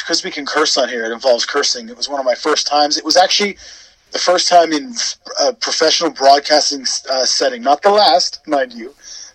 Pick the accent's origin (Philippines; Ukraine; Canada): Canada; moved away as an adult; now in Wales, United Kingdom; I was born in Wales, but I grew up in Canada and then moved back to Wales in my adulthood. So I am a Welsh Canadian